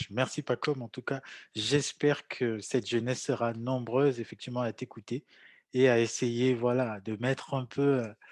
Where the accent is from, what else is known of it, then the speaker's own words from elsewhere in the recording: Cameroon; moi j'ai grandi au Cameroun, j'ai très peu voyagé.